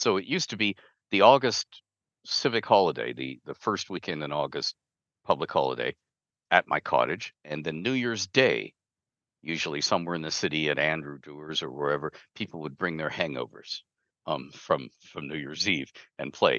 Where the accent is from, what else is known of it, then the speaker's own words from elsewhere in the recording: Canada; I'm Canadian